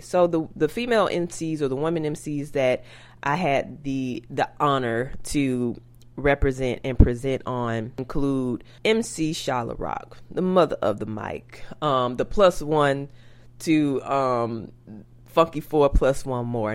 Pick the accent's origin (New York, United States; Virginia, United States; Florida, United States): Florida, United States; Tallahassee; also born or lived in Pelham, Georgia; I am country from Tallahassee by way of Pelham, Georgia